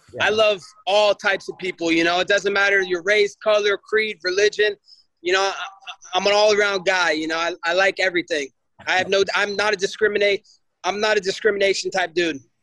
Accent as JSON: {"language": "English", "region": "Oregon", "country": "United States", "also_born_or_lived": "Stillwater, Oklahoma", "said": "I'm a kid from Oregon who you know come from humble beginnings"}